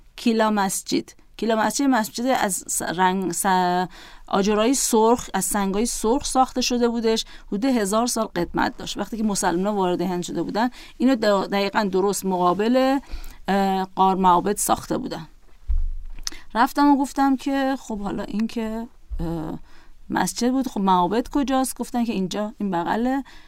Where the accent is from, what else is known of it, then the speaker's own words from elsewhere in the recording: Iran; گفتم ایران